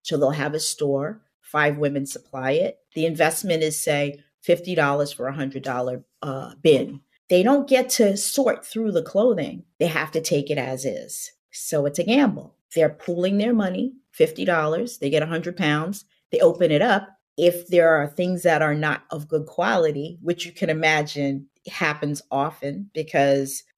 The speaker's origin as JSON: {"language": "English", "town": "New York City", "region": "New York", "country": "United States", "tie": "born or raised there", "said": "I grew up on Staten Island"}